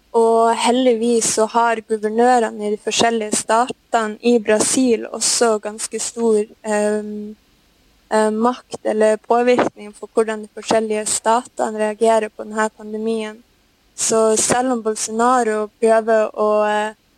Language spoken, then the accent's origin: Norwegian; Norway; moved away as an adult; now in Brazil; vi gjør hjemme i Norge